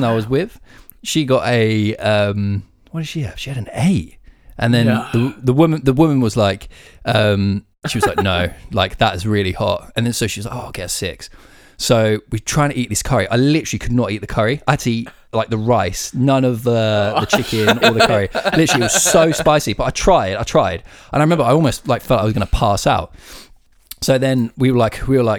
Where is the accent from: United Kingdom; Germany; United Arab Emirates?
United Kingdom; being like British